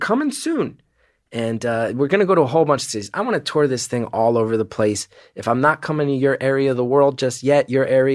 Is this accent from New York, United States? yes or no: yes; New York City, New York, United States; also born or lived in New Jersey; I'm from New York City